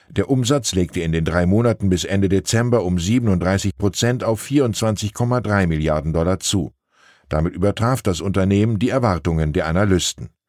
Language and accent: German; Hamburg, Germany; Außerdem habe ich als Hamburger überhaupt keine Ahnung, wovon ich hier schreibe.